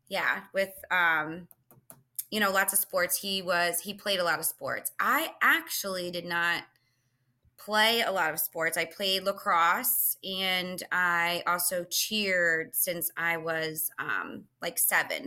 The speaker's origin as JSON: {"language": "English", "area": "Philadelphia area", "region": "Pennsylvania", "country": "United States", "tie": "born or raised there"}